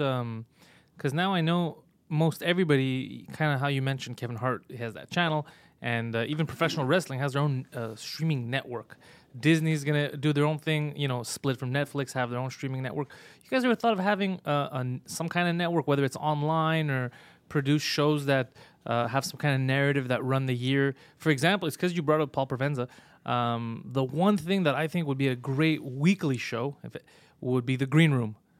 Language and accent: English; Montreal, Quebec, Canada; I'm from Montreal